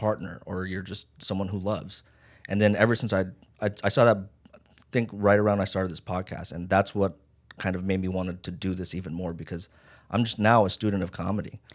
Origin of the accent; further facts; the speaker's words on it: Las Vegas, Nevada, United States; also born or lived in Hawaii; now in Los Angeles, United States; I was born in Hawaii and then raised in Vegas